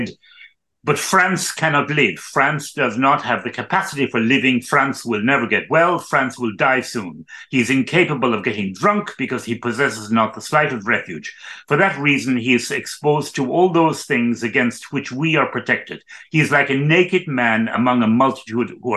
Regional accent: Ireland; also born or lived in Cologne; I was born in Ireland in 1952

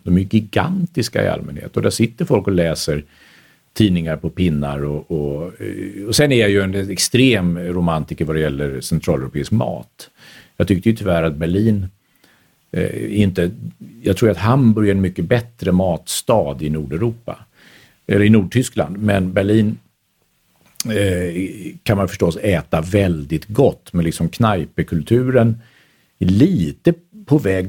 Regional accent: Stockholm, Stockholm County, Sweden; also born or lived in Vienna, Austria; som stockholmare

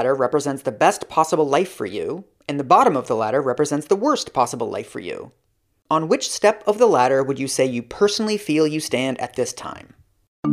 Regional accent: United States; moved away as an adult; also born or lived in Denmark; now in Germany; I grew up in the United States and have lived in 4 other countries as an adult

